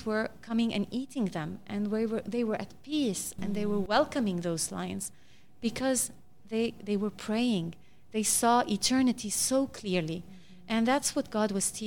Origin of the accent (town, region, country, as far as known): Lebanon